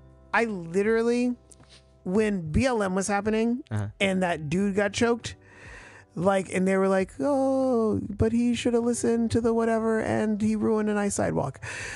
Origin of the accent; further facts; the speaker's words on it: New Orleans, Louisiana, United States; we're from New Orleans.